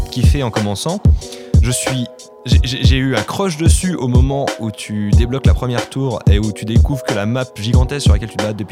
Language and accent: French; Portugal; Moi, je, je connais, hein, je suis portugais.